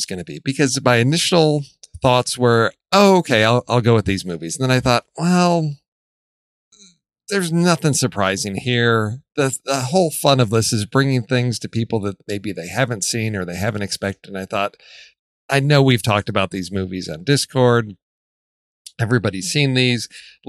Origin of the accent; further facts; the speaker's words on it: Chicago, Illinois, United States; moved away; I'm originally from Chicago where the slogan was vote early and vote often.